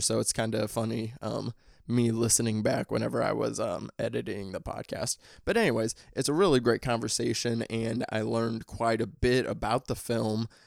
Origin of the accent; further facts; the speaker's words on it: Missouri, United States; I'm from the Midwest. I'm from Missouri